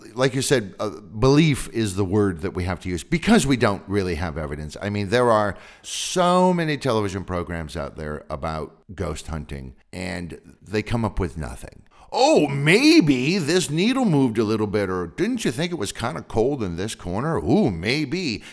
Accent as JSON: {"language": "English", "area": "Sonoma County", "region": "Northern California", "country": "United States", "tie": "born or raised there", "said": "I grew up in Sonoma County in Northern California"}